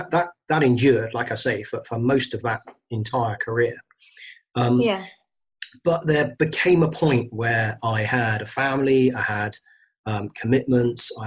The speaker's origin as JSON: {"language": "English", "region": "London", "country": "United Kingdom", "said": "I came from London originally"}